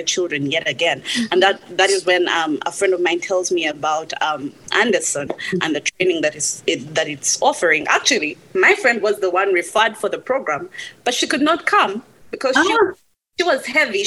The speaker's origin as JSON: {"language": "English", "country": "Uganda", "moved": "as an adult", "said": "I come from Uganda"}